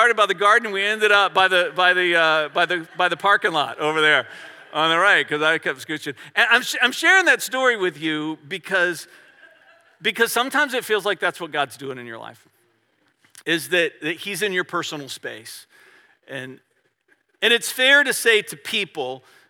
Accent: Virginia, United States; I'm from Virginia

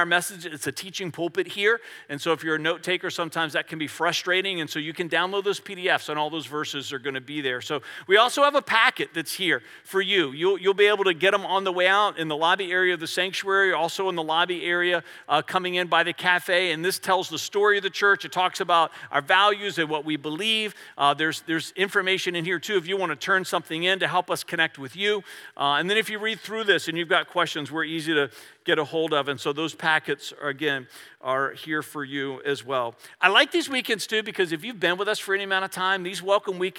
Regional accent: Virginia, United States; I'm from Virginia

